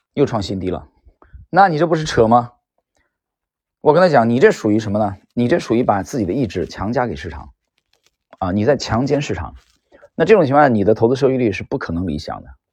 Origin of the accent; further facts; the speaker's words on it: northern China, China; moved away; 因为我是北方人嘛，虽然来南方那么多年了